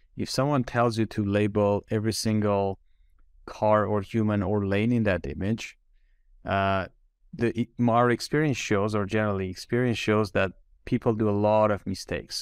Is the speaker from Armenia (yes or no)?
yes; Armenia; moved away as an adult; also born or lived in Switzerland; I was born and raised in Armenia